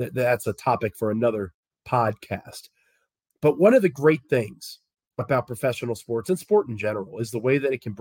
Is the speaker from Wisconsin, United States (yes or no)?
no; Washington, District of Columbia, United States; moved away; I'm from the Washington, D.C. area originally